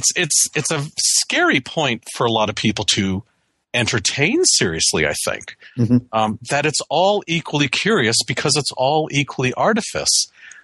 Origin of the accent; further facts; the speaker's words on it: Canada; moved away as an adult; now in United States; I have a green card. I'm a Canadian citizen. I've worked in the U.S. for my whole career. I'm a permanent resident.